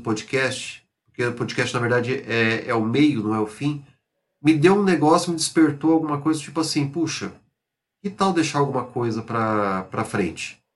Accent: São José do Rio Preto, São Paulo, Brazil; eu jogava no futebol amador lá na minha cidade, São José do Rio Preto

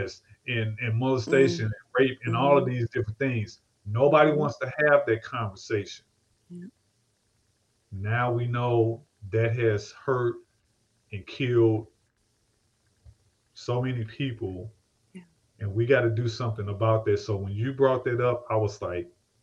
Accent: St. Louis, Missouri, United States; I come from St. Louis

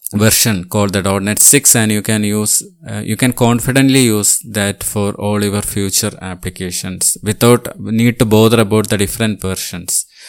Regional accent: Thiruvananthapuram, Kerala, India; I am from Thiruvananthapuram

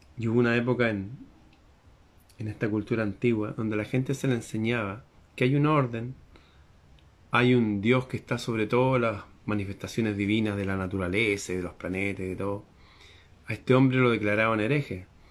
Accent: Chile; la bandera de mi país, Chile

